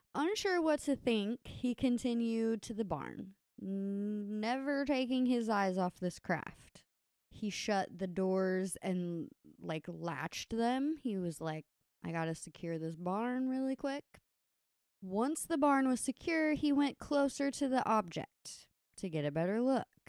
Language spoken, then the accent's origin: English; Kentucky, United States; the dudes we grew up with in Kentucky